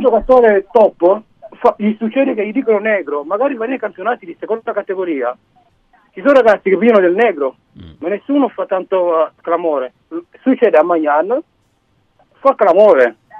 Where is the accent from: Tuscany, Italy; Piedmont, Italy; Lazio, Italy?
Piedmont, Italy; Cuneo; Mia moglie è di Cuneo, mia figlia è nata a Cuneo, noi siamo di Cuneo